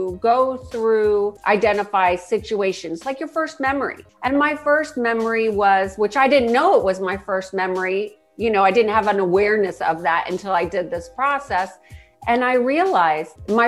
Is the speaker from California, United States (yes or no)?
yes; Huntington Beach, California, United States; also born or lived in San Diego; I grew up in Orange County, Huntington Beach